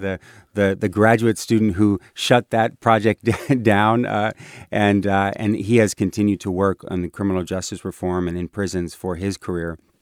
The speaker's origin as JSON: {"language": "English", "area": "Bay Area", "region": "California", "country": "United States", "tie": "born or raised there", "said": "I'm very much a Bay Area kid."}